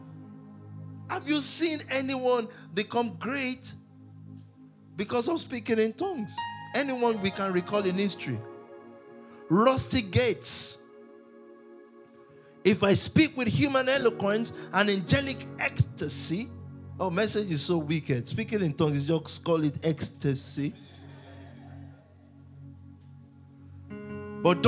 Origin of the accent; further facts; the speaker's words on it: Nigeria; I'm a Nigerian